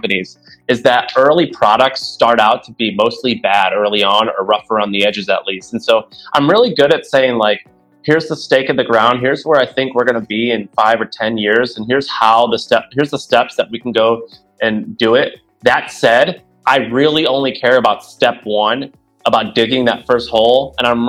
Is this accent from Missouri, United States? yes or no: yes; St. Louis, Missouri, United States; moved away as an adult; also born or lived in Nashville, Tennessee; now in San Francisco, United States; grew up in St. Louis, Missouri